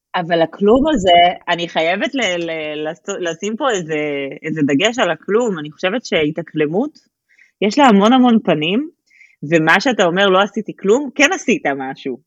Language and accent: Hebrew; Israel; moved away as an adult; now in Germany; אני הייתי 27 שנה בארץ